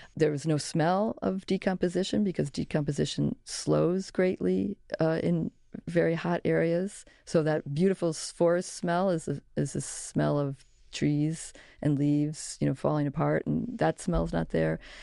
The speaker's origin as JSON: {"language": "English", "town": "Chicago", "region": "Illinois", "country": "United States", "tie": "born or raised there", "said": "I grew up in Chicago"}